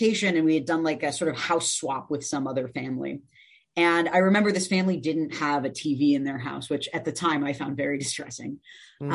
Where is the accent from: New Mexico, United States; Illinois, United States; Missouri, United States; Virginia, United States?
Illinois, United States; Evanston; also born or lived in West Rogers Park, Chicago; I grew up in Evanston, Illinois